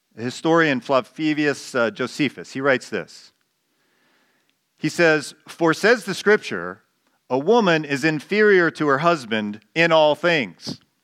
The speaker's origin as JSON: {"language": "English", "country": "Canada", "said": "I don't cease to be a Canadian when I become a Christian"}